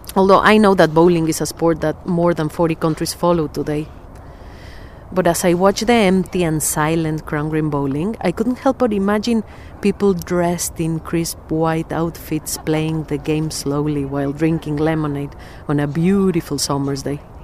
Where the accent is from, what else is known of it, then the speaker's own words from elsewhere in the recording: Mexico City, Mexico; moved away as an adult; now in Sheffield, United Kingdom; I was born in Mexico City and have lived in Sheffield for four years